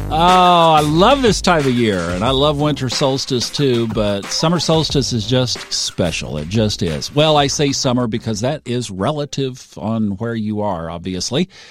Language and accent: English; Tulsa, Oklahoma, United States; moved away; I grew up in Tulsa, which was the northeastern corner of Oklahoma